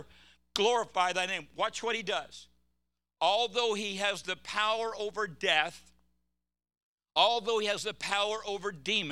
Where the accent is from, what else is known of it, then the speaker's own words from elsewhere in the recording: California, United States; I'm from California